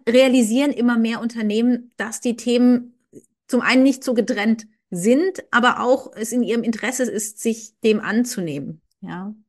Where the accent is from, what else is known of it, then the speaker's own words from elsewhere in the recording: Karlsruhe, Baden-Württemberg, Germany; moved away as an adult; also born or lived in Koblenz / Frankfurt / England; ich komme ursprünglich aus dem Süden Deutschlands, aus Karlsruhe, bin da aufgewachsen